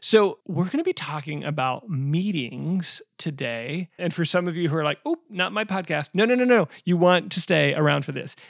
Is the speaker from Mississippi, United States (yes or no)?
no; Omaha, Nebraska, United States; I grew up in Omaha, Nebraska